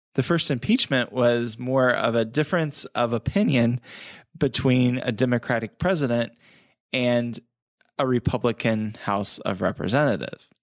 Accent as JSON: {"language": "English", "country": "United States", "said": "we as the American people"}